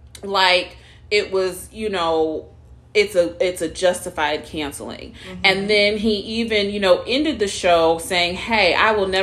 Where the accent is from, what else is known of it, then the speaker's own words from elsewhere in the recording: Seattle, Washington, United States; I was raised in Seattle on Capitol Hill